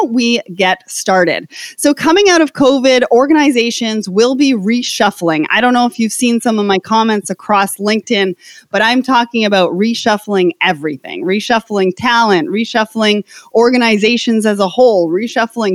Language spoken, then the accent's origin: English; Canada; I come from Canada